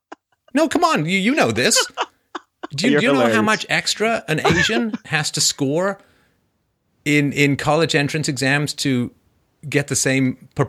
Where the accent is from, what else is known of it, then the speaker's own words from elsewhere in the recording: Canada; I mean, I grew up in Canada, right?